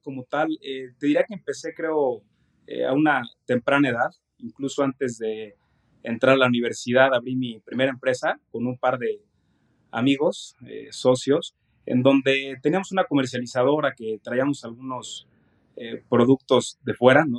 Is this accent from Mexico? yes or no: yes; Mexico; yo soy mexicano, aquí nací, aquí he crecido eh, toda mi vida